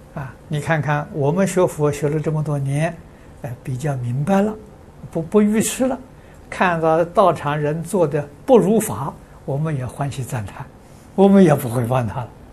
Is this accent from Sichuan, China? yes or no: no; Anhui, China; moved away; 这个安徽，我老家那边